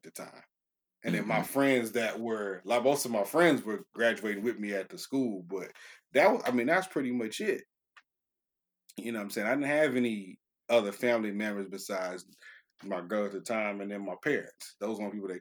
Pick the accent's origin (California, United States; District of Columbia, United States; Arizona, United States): California, United States; moved away; also born or lived in Chattanooga, Tennessee; I'm from California originally